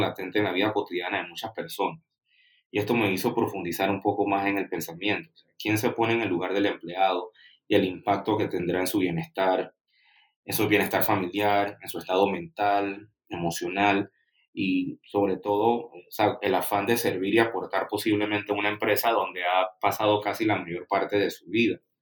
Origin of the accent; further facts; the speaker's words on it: Panama; siendo el primer panameño que tiene presencia en tu, en tu programa